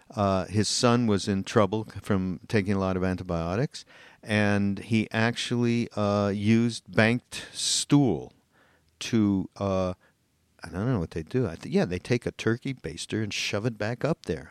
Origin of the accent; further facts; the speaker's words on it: Canada; I'm Canadian